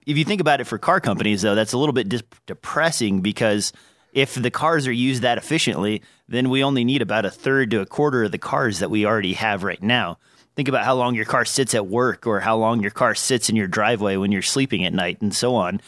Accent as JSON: {"language": "English", "region": "Nebraska", "country": "United States", "accent": "least noticeable accent", "said": "I'm from Nebraska"}